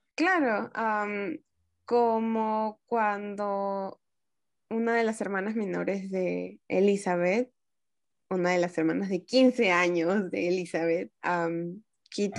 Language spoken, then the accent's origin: Spanish; Peru; las personas que somos de Latinoamérica, en este caso de Perú